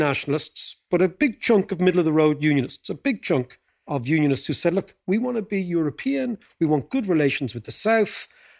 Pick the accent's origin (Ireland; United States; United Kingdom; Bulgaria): Ireland; Monkstown; And certainly when we were growing up in Monkstown, I met very few Northerners.